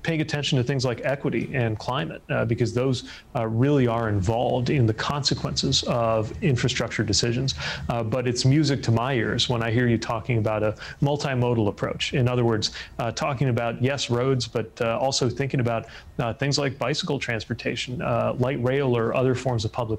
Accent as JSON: {"language": "English", "region": "Indiana", "country": "United States", "tie": "born or raised there", "moved": "as an adult", "lives_now": "Washington, United States", "said": "the state of Indiana, my home state"}